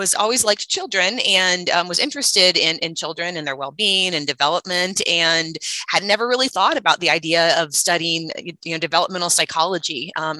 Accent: Hopkins, Missouri, United States; also born or lived in Lincoln, Nebraska; I grew up in Hopkins, so just north of Maryville.

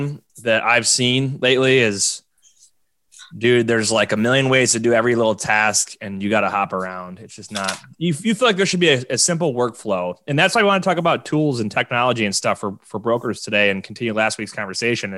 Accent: Buffalo, New York, United States; my hometown of Buffalo.

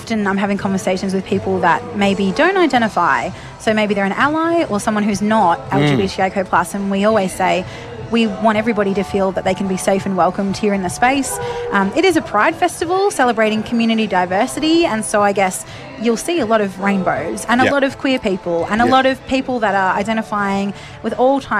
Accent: Rochester, Victoria, Australia; moved away as an adult; now in Shepparton, Australia; I grew up in Rochester and moved to Shepparton when I was 19

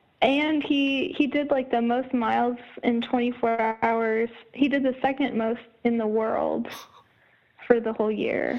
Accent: Iowa, United States; So I added him as a friend on Facebook, and then it turned out we're both from Iowa.

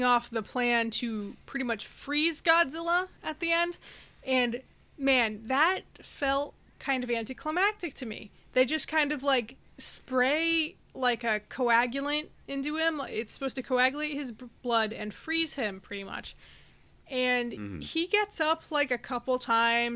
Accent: United States; being an American

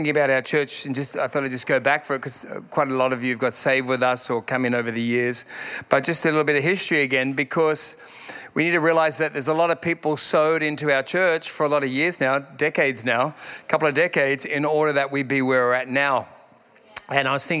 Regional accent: Sydney, New South Wales, Australia; now in Perth, Australia; I'm from Sydney originally

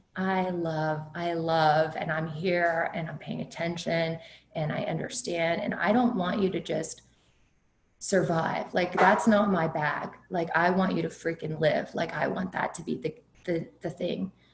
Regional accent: Kerrville, Texas, United States; I grew up in Kerrville, which is a retirement community in Texas, Hill Country, beautiful community.

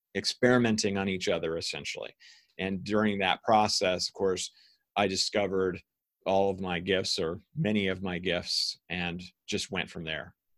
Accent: Ohio, United States; I was raised by scientists in the United States in Ohio

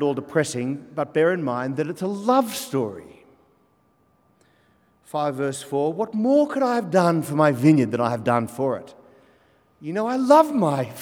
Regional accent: Australia; I'm an Australian, both sides 1840, and then before that, Scotland

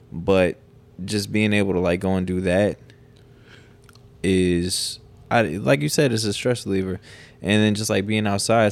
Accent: South Dakota, United States; moved away as an adult; growing up in South Dakota

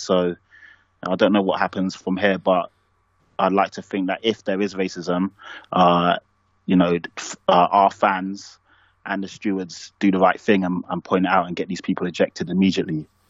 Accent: London, United Kingdom; I'm black and I'm from Tottenham

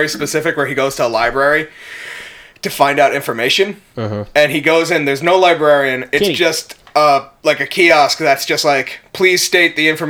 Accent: United States

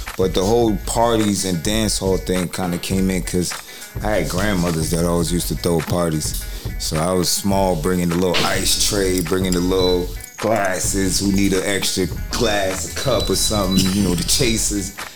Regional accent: New York, United States; moved away; also born or lived in New Jersey; coming from New York. I was originally from there

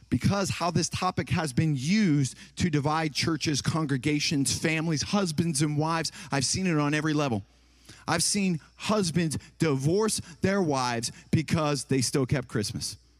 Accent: Ohio, United States; moved away; also born or lived in Tennessee; I'm from Ohio, and then I lived in Tennessee

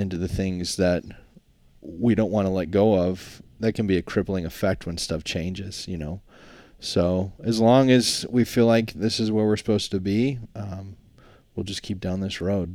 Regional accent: Alaska, United States; construction was just the default growing up in Alaska

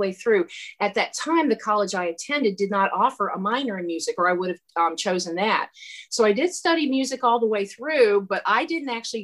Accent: Lima, Ohio, United States; moved away; I'm from Lima, Ohio, which is halfway between Dayton and Toledo. So I grew up a Buckeye

